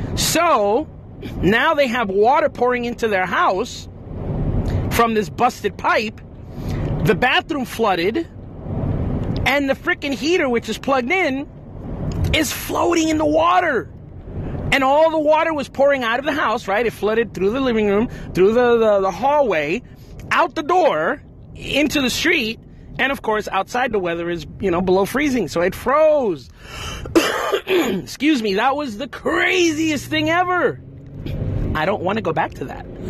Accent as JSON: {"language": "English", "region": "New Jersey", "country": "United States", "moved": "as an adult", "lives_now": "Florida, United States", "said": "I live in Florida. Although I'm originally from New Jersey"}